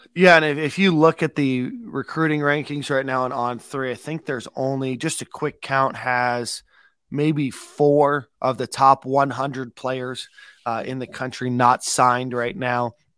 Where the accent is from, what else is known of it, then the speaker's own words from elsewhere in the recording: South Florida, United States; moved away; as somebody that grew up down there in South Florida